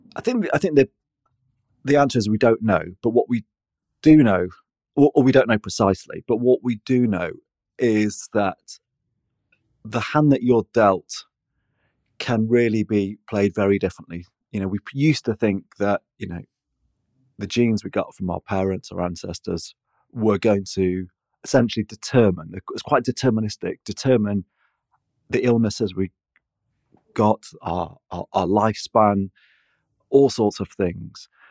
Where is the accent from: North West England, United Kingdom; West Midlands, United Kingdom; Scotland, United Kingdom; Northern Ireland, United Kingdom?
North West England, United Kingdom; Manchester; moved away; also born or lived in London; I'm a Mancunian